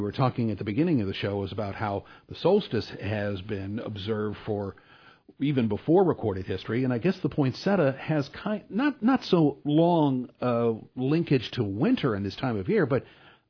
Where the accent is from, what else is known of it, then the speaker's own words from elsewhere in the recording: St. Louis, Missouri, United States; I grew up in St. Louis